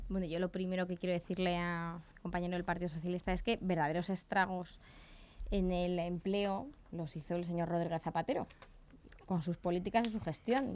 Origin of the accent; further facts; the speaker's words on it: Torrejón de Ardoz, Community of Madrid, Spain; como torrejonera que soy